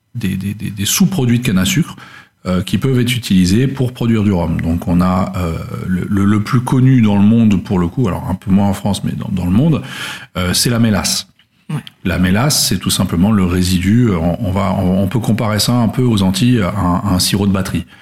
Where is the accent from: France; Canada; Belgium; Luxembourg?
Luxembourg; je suis originaire du Luxembourg à la base